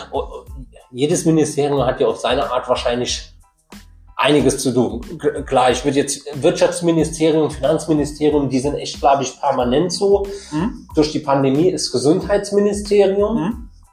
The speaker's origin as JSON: {"language": "German", "region": "Saarland", "country": "Germany", "said": "als Saarländer"}